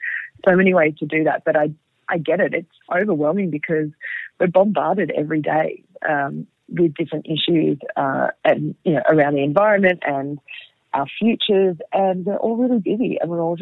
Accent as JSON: {"language": "English", "town": "Sydney", "region": "New South Wales", "country": "Australia", "tie": "born or raised there", "said": "I grew up in Sydney and, you know, lived at the beach and in the bush through my childhood."}